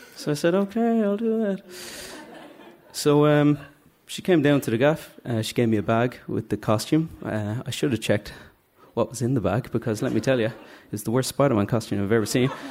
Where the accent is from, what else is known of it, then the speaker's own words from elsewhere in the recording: Dublin, Leinster, Ireland; I'm from Drumcondra.